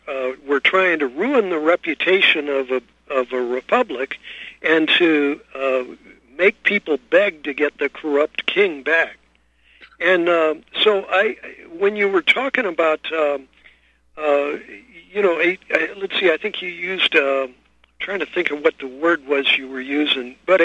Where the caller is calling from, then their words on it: San Francisco, California, United States; I'm calling you from San Francisco.